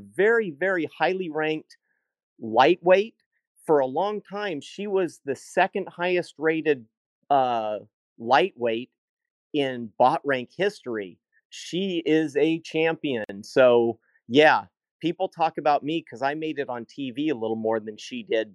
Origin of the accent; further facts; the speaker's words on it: Healdsburg, California, United States; I grew up in Healdsburg.